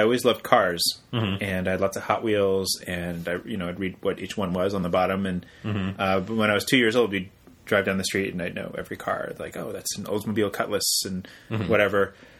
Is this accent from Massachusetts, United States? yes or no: no; West Covina, California, United States; also born or lived in Laguna Hills; I was born in 1980 in, actually, West Covina.